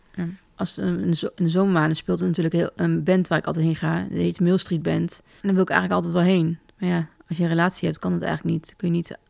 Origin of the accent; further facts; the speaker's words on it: Dalfsen, Overijssel, Netherlands; ik kom uit Dalfsen, dus dicht mhm. bij Zwolle.